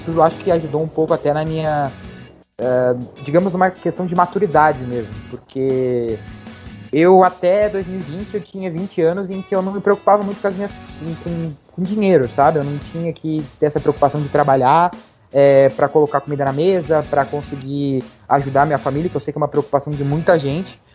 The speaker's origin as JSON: {"language": "Portuguese", "town": "Rio Grande", "region": "Rio Grande do Sul", "country": "Brazil", "tie": "born or raised there", "moved": "as an adult", "lives_now": "Portugal", "said": "sou natural de Rio Grande, sul do Rio Grande do Sul"}